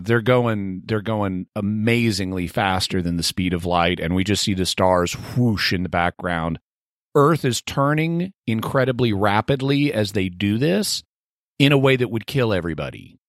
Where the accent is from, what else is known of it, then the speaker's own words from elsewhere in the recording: California, United States; speaking as a Californian